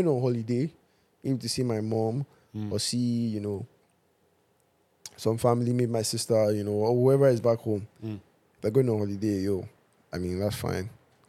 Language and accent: English; Ile Oluji, Ondo, Nigeria; No, I'm not from Benin. I am Yoruba. I'm from Ondo State. I'm from a place called Ile Oluji Okeibo, which is very close.